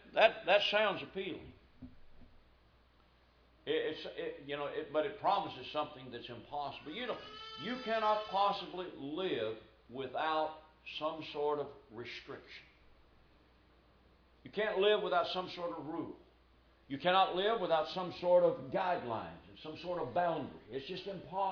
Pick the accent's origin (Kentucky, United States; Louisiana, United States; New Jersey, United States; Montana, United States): Kentucky, United States; Louisville; I was raised in Louisville, Kentucky.